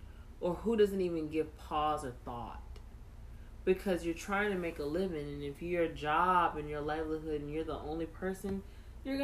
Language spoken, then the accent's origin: English; United States; I'm just an American girl just trying to live her life and raise her kid